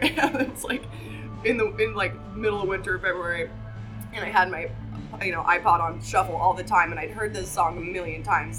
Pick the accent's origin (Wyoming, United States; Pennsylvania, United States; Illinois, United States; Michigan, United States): Wyoming, United States; Buffalo; moved away as an adult; also born or lived in Bozeman, Montana / Sheridan, Wyoming; I'm going to go home back to Wyoming, where I'm from. I'm from Buffalo, Wyoming.